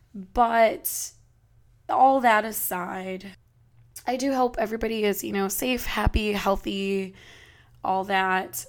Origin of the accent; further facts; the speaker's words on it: California, United States; I am of course from California